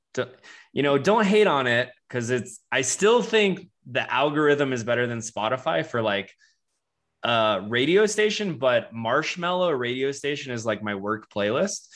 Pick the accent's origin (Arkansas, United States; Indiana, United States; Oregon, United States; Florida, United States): Florida, United States; also born or lived in Charleston, South Carolina; now in Denver, United States; I grew up in Florida